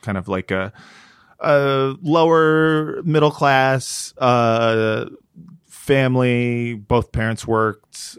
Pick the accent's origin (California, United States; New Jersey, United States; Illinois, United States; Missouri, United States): California, United States; Los Angeles; From here, from Los Angeles